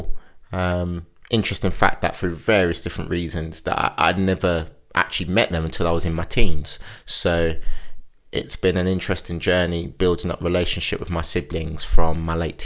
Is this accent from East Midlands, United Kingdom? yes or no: yes; Wellingborough, East Midlands, United Kingdom; moved away as an adult; also born or lived in London; now in Winchester, United Kingdom; for the majority of my life, I've grown up in Northamptonshire